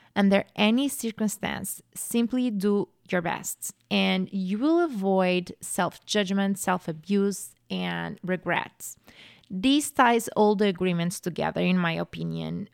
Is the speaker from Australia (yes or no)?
no; Portugal; moved away as an adult; now in United States; I'm from Portugal. So I grew up in Portugal.